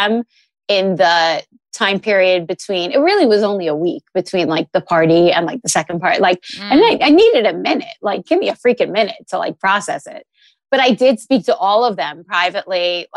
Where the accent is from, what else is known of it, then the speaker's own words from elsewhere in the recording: New York City, New York, United States; moved away; also born or lived in New Jersey; I was born in New York. I was born in Brooklyn. I grew up in New York City